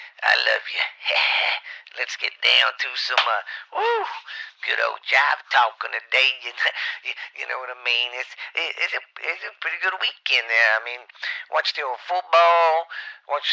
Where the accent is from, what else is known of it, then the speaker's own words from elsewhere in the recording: the South, United States; I'm from the South, and we was Democrats for a long time